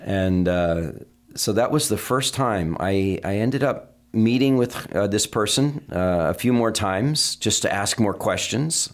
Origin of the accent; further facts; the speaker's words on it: Vermont, United States; I was raised in Vermont